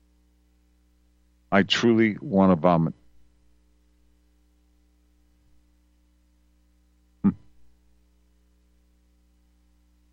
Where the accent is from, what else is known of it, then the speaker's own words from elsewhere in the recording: Wisconsin, United States; where I grew up in Wisconsin in the earlier years